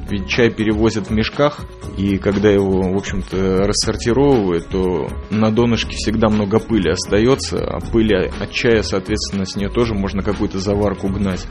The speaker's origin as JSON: {"language": "Russian", "town": "Riga", "country": "Latvia", "tie": "born or raised there", "said": "я родом из Прибалтики, из Риги, родился на краю леса"}